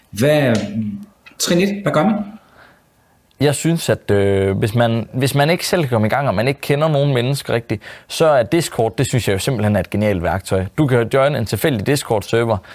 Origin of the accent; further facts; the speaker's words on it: Jutland, Denmark; fordi han kommer måske fra Sjælland af, og jeg kommer fra Jylland